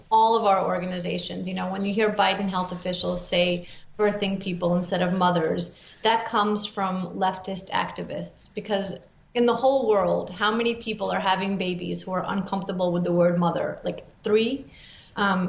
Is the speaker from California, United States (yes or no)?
no; New York City, New York, United States; moved away as an adult; also born or lived in Soviet Union; now in South Florida, United States; I grew up in New York City